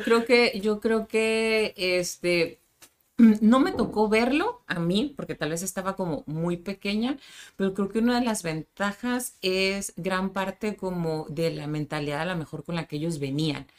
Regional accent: Tijuana, Baja California, Mexico; nací en Tijuana pero de papás sinaloenses

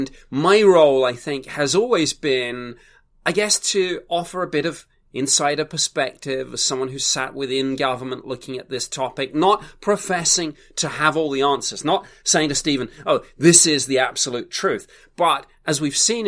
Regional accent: United Kingdom; I'm a Brit.

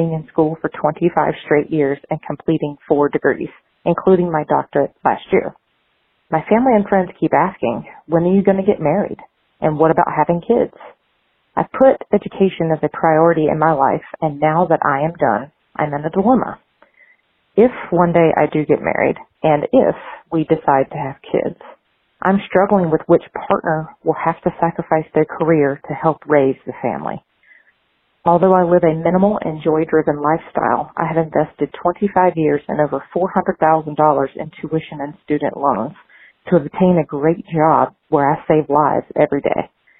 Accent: Arlington, Virginia, United States; from Arlington, Virginia.

